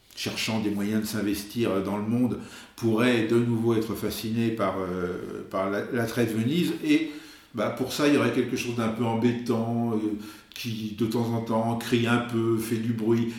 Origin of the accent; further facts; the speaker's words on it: France; now in Venice, Italy; nous, justement, qui, qui venons de France